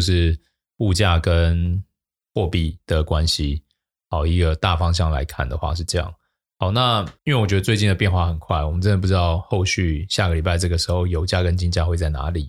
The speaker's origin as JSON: {"language": "Chinese", "country": "Taiwan", "said": "我们台湾人真的是很喜欢高息"}